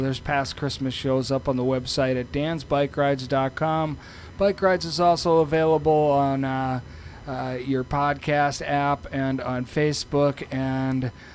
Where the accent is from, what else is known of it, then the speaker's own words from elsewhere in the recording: Austin, Minnesota, United States; we're from Austin